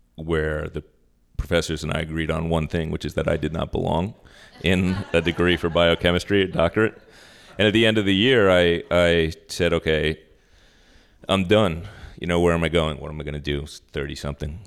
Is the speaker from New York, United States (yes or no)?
yes; Long Island, New York, United States; moved away as an adult; also born or lived in Manhattan / Arizona; now in Sacramento, United States; I grew up on Long Island, and I am, for those of you from New York, a bridge and tunnel person